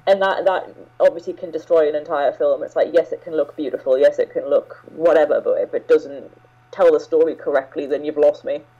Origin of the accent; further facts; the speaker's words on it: England, United Kingdom; I'm British and I've lived in, in England all my life